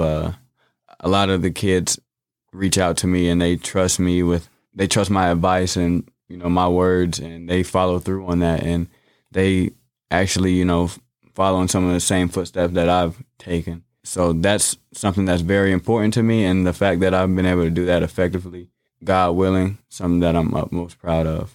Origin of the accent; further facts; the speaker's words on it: Bloomington, Illinois, United States; I was born and raised here in Bloomington, Normal.